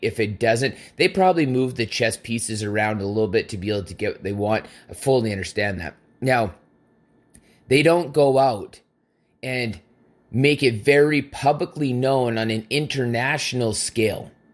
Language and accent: English; Canada; as a Canadian